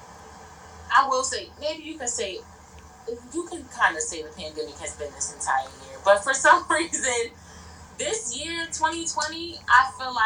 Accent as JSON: {"language": "English", "town": "Baltimore", "region": "Maryland", "country": "United States", "said": "I'm from Baltimore"}